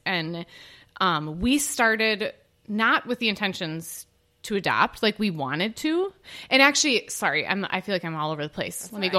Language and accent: English; Oshkosh, Wisconsin, United States; I grew up in Oshkosh